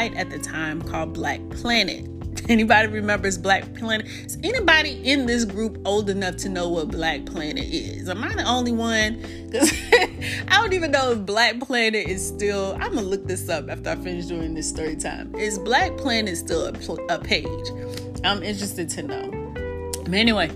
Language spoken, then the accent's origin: English; New York, United States; moved away; also born or lived in South Carolina / North Carolina; I'm from New York as well